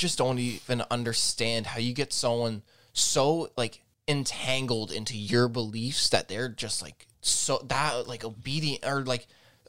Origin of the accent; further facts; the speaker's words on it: Azores, Portugal; I went to Portugal. I went to the island because I'm from the Azores.